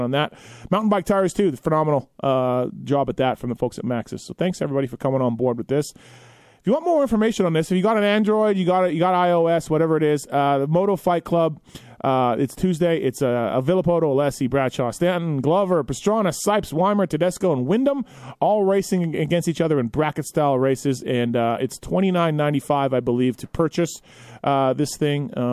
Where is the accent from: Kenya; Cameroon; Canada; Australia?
Canada; I'm Canadian